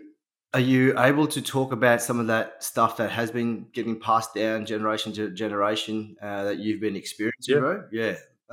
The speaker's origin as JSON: {"language": "English", "town": "Toowoomba", "region": "Queensland", "country": "Australia", "tie": "born or raised there", "also_born_or_lived": "New Zealand / Sunshine Coast", "said": "I grew up in Toowoomba"}